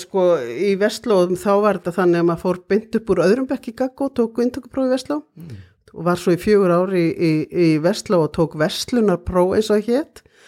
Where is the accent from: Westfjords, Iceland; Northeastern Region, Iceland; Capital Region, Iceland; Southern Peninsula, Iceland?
Capital Region, Iceland; Reykjavík; also born or lived in Ísafjörður / Akureyri; ég er alveg upp í Reykjavík